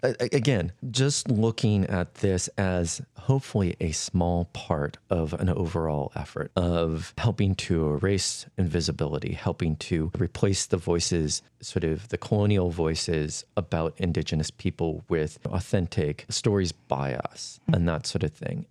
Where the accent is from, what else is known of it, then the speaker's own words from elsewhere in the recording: Flathead Reservation, western Montana, United States; I was born and raised on the Flathead Reservation in western Montana